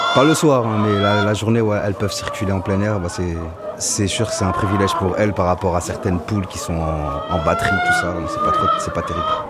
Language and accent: French; Paris, Île-de-France, France; moved away as an adult; je suis parisien de base